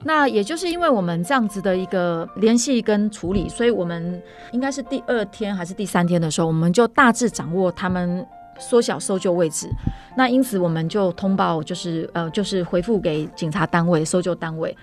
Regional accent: Taipei, Taiwan; 因为我从小在台北长大哈

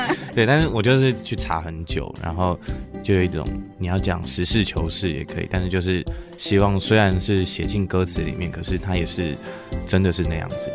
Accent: Keelung, Taiwan; 我也是基隆人

